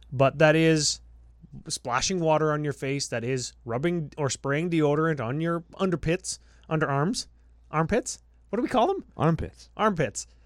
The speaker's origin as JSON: {"language": "English", "country": "Canada", "said": "we're from we're from Canada."}